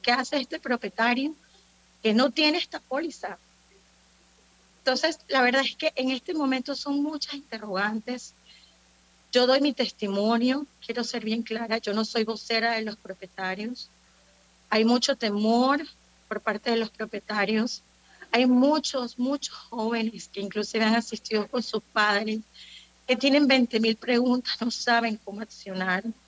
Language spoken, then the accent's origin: Spanish; Panama; como panameños que somos